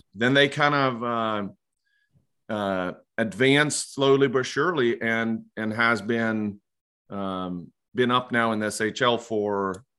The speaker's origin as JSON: {"language": "English", "town": "Leksand", "region": "Dalarna County", "country": "Sweden", "tie": "born or raised there", "moved": "as an adult", "lives_now": "United States", "said": "I'm from Leksand"}